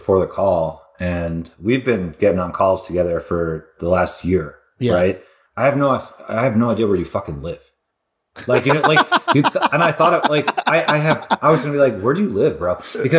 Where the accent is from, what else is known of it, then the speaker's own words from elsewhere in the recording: Glen Cove, New York, United States; I'm the oldest of four. I grew up on Long Island, New York in a little city called Glen Cove.